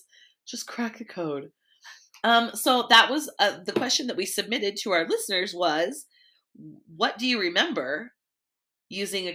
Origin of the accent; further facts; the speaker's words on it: Oregon, United States; I was from Oregon